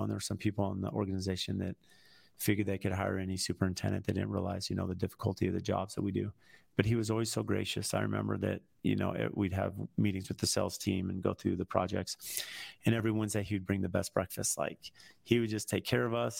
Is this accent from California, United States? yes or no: yes; San Diego, California, United States; moved away as an adult; now in Phoenix, United States; I grew up in San Diego. Here I'm in Phoenix.